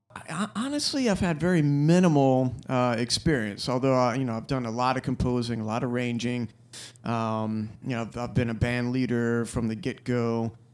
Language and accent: English; Florence, South Carolina, United States; I grew up in Florence, South Carolina